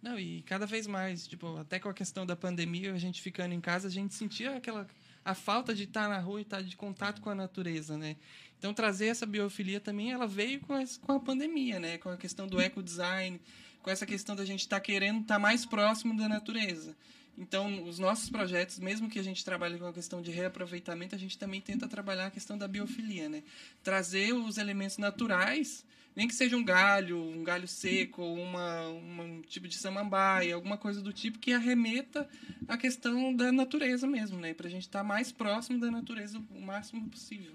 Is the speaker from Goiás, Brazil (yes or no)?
yes; Goiás, Brazil; moved away; Eu fui criado em Goiás, então eu fui criado no meio de fazenda, no meio da natureza